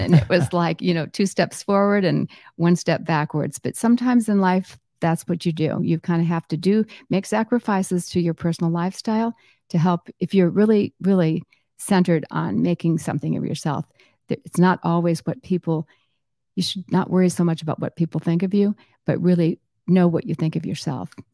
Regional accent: Southwest Florida, United States; also born or lived in Chicago area; I grew up here in Southwest Florida, and I moved here when I was two. from the Chicago area

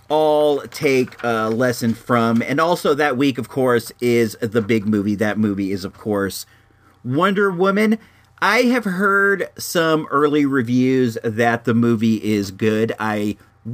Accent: California, United States; I come from California

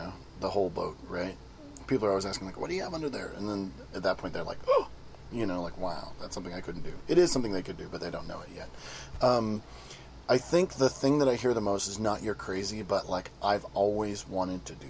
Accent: Santa Cruz, California, United States; I'm from Santa Cruz, California

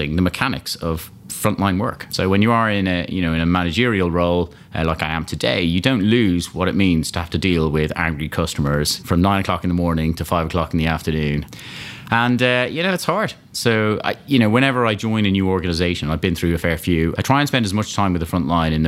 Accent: Malahide, Leinster, Ireland; moved away; I grew up in Dublin, a place called Malahide, just north of Dublin there

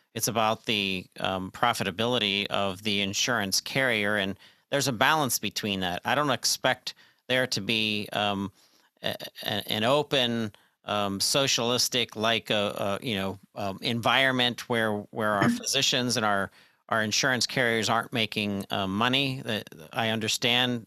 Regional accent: Pennsylvania, United States; my home state expertise, um, the great state of Pennsylvania

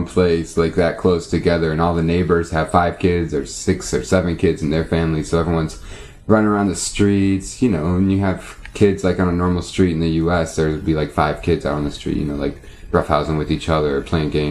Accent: United States; also born or lived in Palestine; I'm an American, because I go there with an American passport

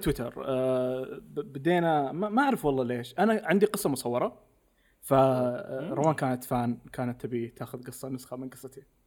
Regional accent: Saudi Arabia; عندنا بالسعوديه

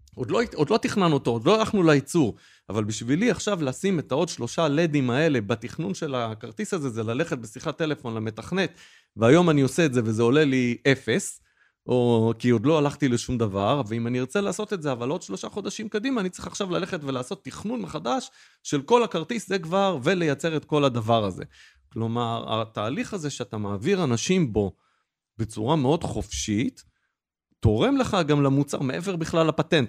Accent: Israel; כי גם אנחנו ישראלים

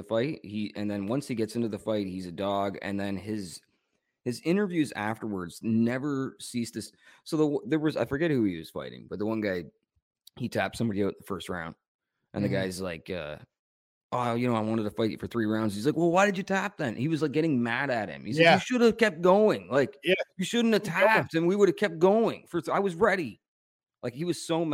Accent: Canada; I'm so Canadian

